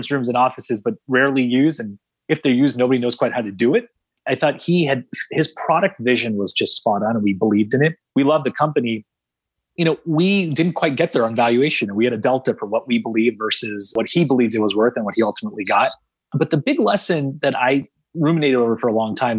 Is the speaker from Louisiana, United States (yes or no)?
no; San Jose, California, United States; I'm from San Jose